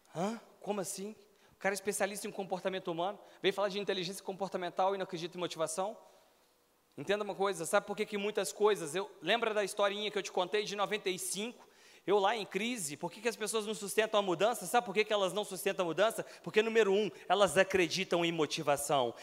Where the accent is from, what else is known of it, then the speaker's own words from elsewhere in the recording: Belo Horizonte, Minas Gerais, Brazil; moved away as an adult; now in Brasília, Brazil; eu morava em Belo Horizonte, sou natural de BH